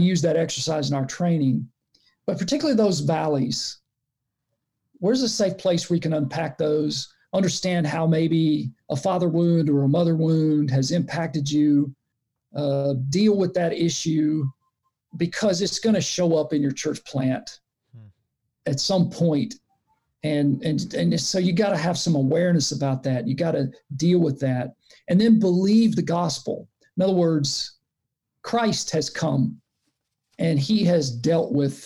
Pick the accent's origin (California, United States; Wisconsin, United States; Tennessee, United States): Tennessee, United States; Chattanooga; accent: Southern; moved away as an adult; also born or lived in Nashville, Tennessee / Memphis, Tennessee / Jacksonville, Florida; now in Cleveland, United States; grew up in Chattanooga, Tennessee